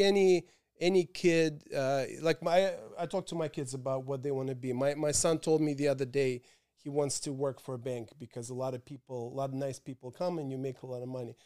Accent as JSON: {"language": "English", "region": "Moscow", "country": "Russia", "tie": "born or raised there", "also_born_or_lived": "Paris / London", "moved": "yes", "lives_now": "New York, United States", "said": "my hometown of Moscow"}